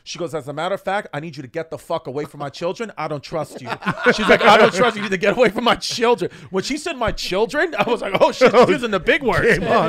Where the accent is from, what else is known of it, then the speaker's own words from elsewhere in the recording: Galveston, Texas, United States; I just said fucking Gal. Dude, I'm from Galvin, Texas.